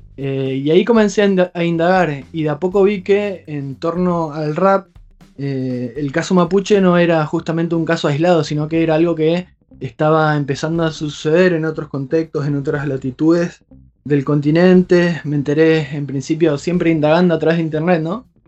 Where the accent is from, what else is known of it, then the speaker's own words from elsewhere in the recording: Hernández, Entre Ríos, Argentina; now in Paraná, Argentina; soy de un pueblo, a unos 80 kilómetros, un pueblo muy chiquito que se llama Hernández